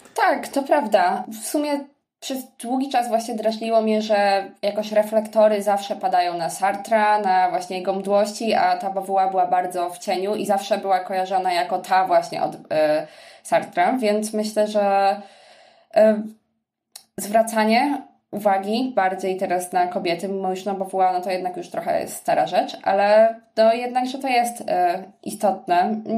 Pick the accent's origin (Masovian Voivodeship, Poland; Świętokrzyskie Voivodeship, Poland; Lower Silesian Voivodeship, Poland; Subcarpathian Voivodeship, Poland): Masovian Voivodeship, Poland; Sierpc; moved away; also born or lived in Poznań; pochodzę z sierpca